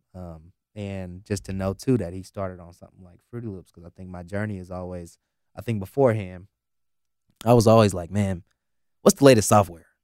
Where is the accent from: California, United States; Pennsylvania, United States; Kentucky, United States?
California, United States; the Bay Area; growing up in the Bay